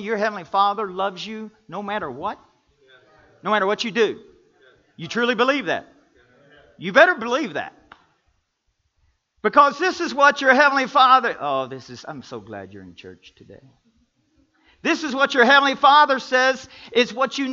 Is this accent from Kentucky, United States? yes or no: yes; Kentucky, United States; I'm from Kentucky and how I love basketball. We grew up playing basketball 12 months out of the year.